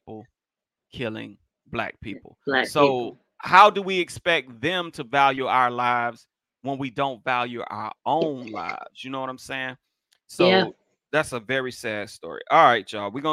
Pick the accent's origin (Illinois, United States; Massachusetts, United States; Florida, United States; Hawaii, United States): Florida, United States; Miami; moved away as an adult; now in Long Beach, United States; being from Florida, I wasn't used to. See, I'm from Miami.